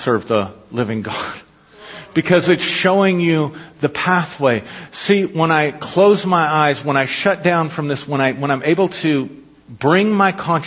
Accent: Avondale, Colorado, United States; I grew up in Avondale, Colorado, and I was born to this family, and I went to Avondale Elementary

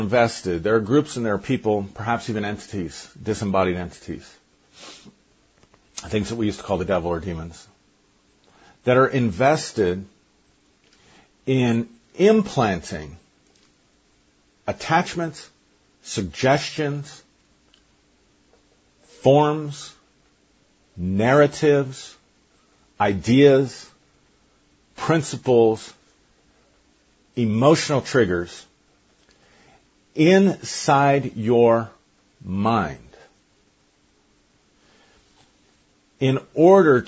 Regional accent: Pueblo, Colorado, United States; my hometown, Pueblo

